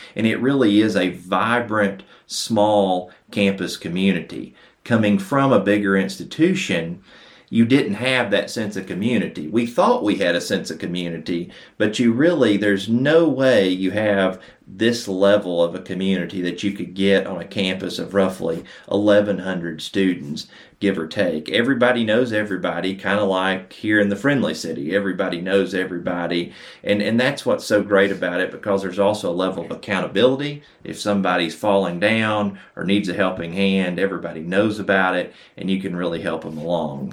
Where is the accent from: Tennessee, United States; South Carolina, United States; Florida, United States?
Tennessee, United States; Athens; moved away; growing up in Athens, and I'm really thrilled to be back here today